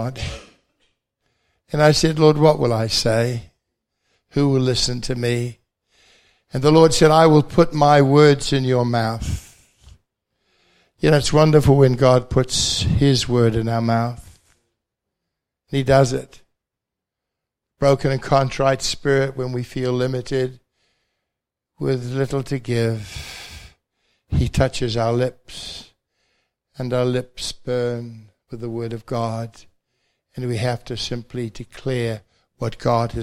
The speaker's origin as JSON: {"language": "English", "country": "New Zealand", "also_born_or_lived": "London / Bradford", "accent": "Kiwi", "moved": "as an adult", "said": "in my good Kiwi accent"}